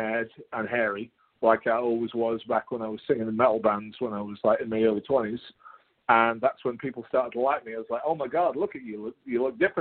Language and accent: English; United Kingdom; accent: British; I've been raised around British accents